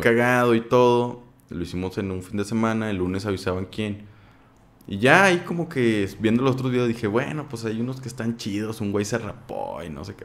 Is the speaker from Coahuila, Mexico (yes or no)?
yes; Saltillo, Coahuila, Mexico; Soy de Saltillo